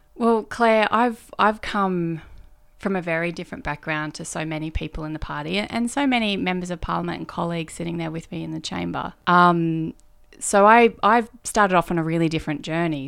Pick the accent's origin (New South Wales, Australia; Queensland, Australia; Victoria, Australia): New South Wales, Australia; Kingscliff; moved away as an adult; also born or lived in Brisbane / Canberra; now in Melbourne, Australia; I grew up in Kingscliff. Kingscliff is a town in northern New South Wales